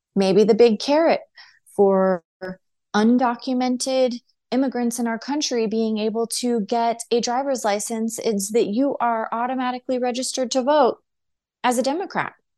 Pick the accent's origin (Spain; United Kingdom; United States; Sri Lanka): United States; as American citizens